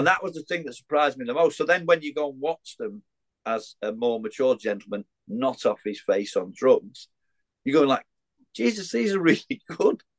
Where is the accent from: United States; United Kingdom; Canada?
United Kingdom; Widnes, North West England; I had to be in bloody Widnes. It's my hometown